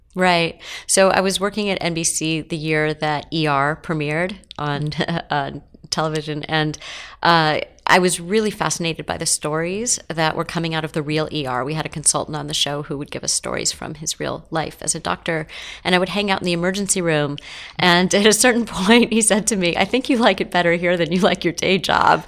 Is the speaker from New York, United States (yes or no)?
no; Los Angeles, California, United States; I grew up in Los Angeles